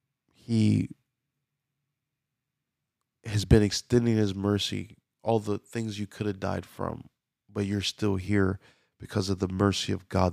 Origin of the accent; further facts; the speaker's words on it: Louisiana, United States; I was born and raised in Louisiana, but I don't have a Louisiana accent.